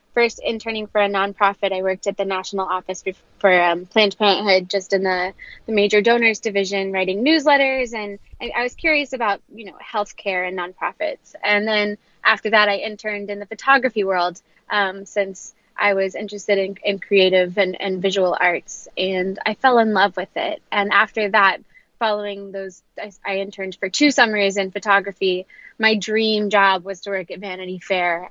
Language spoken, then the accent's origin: English; Knoxville, Tennessee, United States; moved away as an adult; also born or lived in Ohio; now in New York City, United States; I'm originally from Knoxville, Tennessee